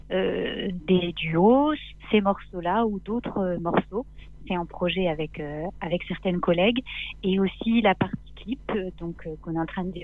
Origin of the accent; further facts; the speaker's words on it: Nancy, Grand Est, France; à, Nancy.